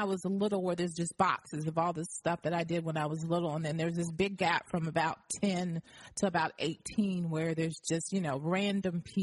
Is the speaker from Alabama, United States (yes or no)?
yes; Alabama, United States; also born or lived in Montgomery, Alabama; I was born in Montgomery, Alabama, but I was raised in a little town called Ayrton, Alabama